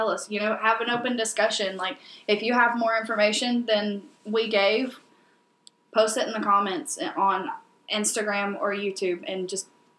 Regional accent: Alabama, United States; No, it's like, hey, we're from Alabama.

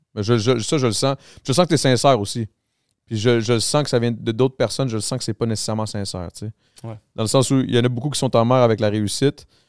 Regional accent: Montreal, Quebec, Canada; Moi, je viens du Grand Montréal.

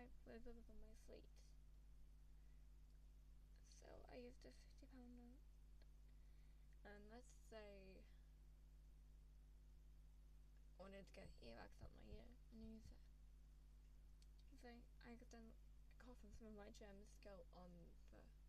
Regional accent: England, United Kingdom; I'm from England

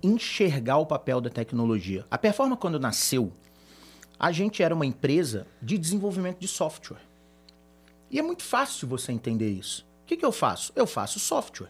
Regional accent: Brazil; A gente é brasileiro

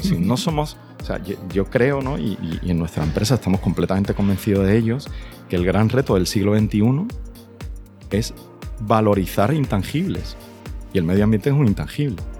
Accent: Jerez de la Frontera, Andalusia, Spain; also born or lived in Granada; yo soy de Jerez

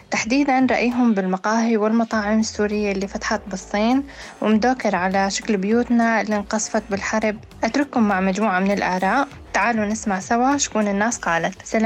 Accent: Syria; ممكن يخدمنا كسوريين

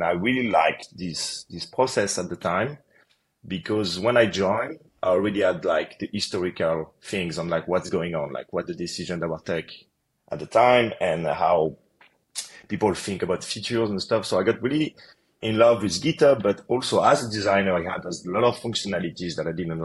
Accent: Paris, Île-de-France, France; moved away as an adult; also born or lived in United States; So I'm originally from France, from Paris.

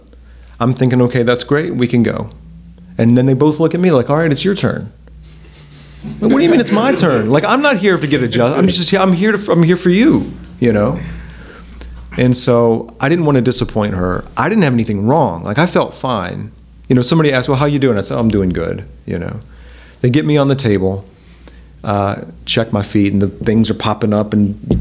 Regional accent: Montgomery, Alabama, United States; Huntington College, which was in my hometown, and I had no plans of going to Huntington College. I had already like applied to other schools. I was planning to get out of Montgomery.

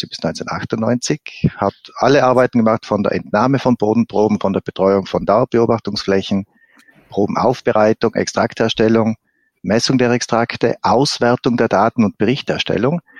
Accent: Trentino-Alto Adige, Italy; Also zuerst, ich bin äh, gebürtiger Südtiroler, habe in Südtirol ein Abi gemacht in einer Fachschule für äh, Obst- und Weinbau.

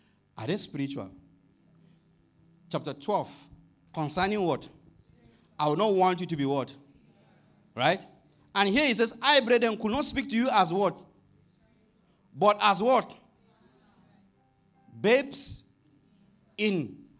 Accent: Nigeria; You know, if Paul was a Nigerian, sorry, I'm from Nigeria, and he wants to write a letter to maybe a church like this, I don't think he will begin on a good note.

